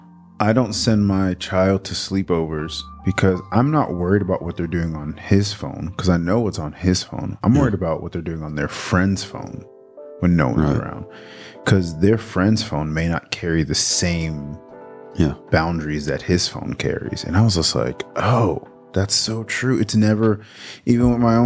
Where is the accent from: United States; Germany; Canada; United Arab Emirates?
United States; New York City, New York; moved away as an adult; now in Memphis, United States; I'm from Brooklyn.